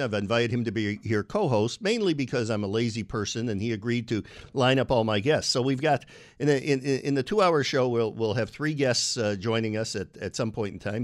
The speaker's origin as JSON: {"language": "English", "town": "Binghamton", "region": "New York", "country": "United States", "tie": "born or raised there", "said": "I grew up in Binghamton, New York"}